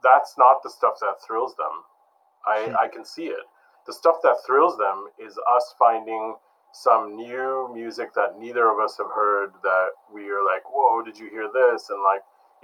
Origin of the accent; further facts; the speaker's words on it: Detroit, Michigan, United States; I grew up in Detroit